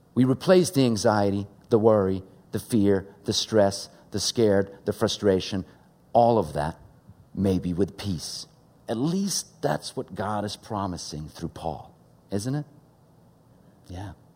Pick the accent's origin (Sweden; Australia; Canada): Sweden; English is a second language; now in United States; Growing up in Sweden, English is my second language